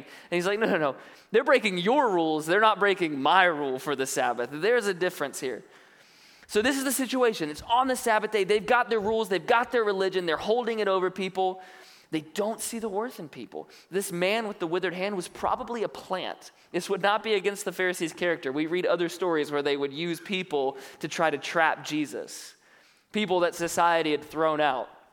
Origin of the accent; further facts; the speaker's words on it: North Carolina, United States; now in Benicia, United States; I grew up on the East Coast, North Carolina